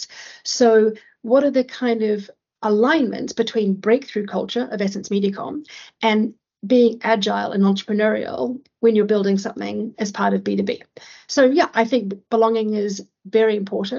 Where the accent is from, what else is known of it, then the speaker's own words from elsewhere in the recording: New Zealand; moved away as an adult; also born or lived in London / Asia; I'm from New Zealand